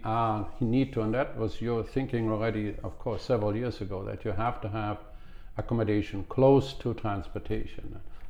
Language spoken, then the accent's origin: English; Cologne, North Rhine-Westphalia, Germany; moved away; My hometown is Cologne